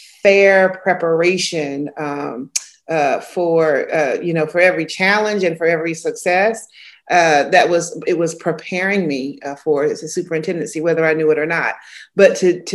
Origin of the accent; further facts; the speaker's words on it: Georgia, United States; moved away as an adult; also born or lived in Birmingham, Alabama; now in Atlanta, United States; I'm born and raised in Georgia